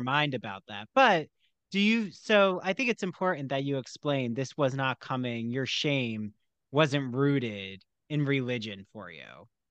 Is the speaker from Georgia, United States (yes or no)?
no; outside Philadelphia, New Jersey, United States; I grew up in New Jersey outside Philly